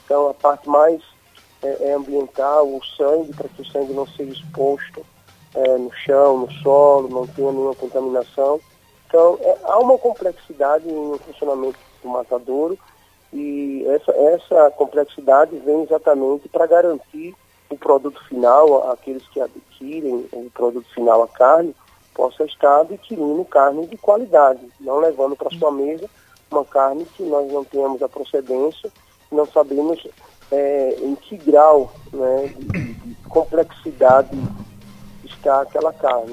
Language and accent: Portuguese; Aracaju, Sergipe, Brazil; Nós que somos aqui de Aracaju, eu moro aqui em Aracaju